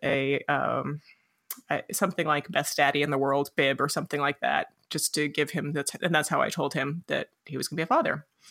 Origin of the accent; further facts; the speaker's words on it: Los Alamos, New Mexico, United States; I grew up in Los Alamos, New Mexico